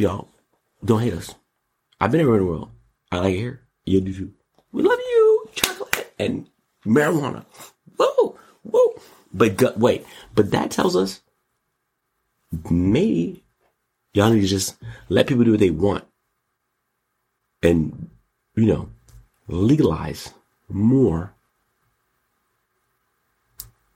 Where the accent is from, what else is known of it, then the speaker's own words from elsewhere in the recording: United States; I'm also an American